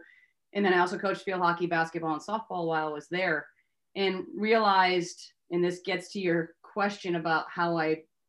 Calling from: Tampa, Florida, United States; So interestingly enough, I am here in Tampa, Florida.

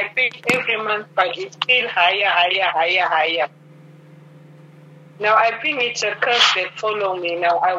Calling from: Namibia; I'm calling from Namibia

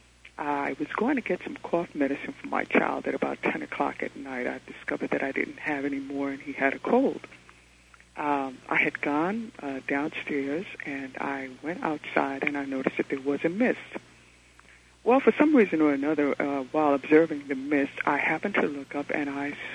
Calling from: New York City, New York, United States; I'm calling from New York City.

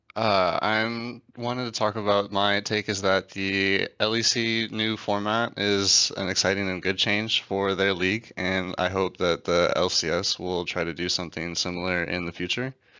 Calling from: Buda, Texas, United States; I'm calling from Buda, Texas

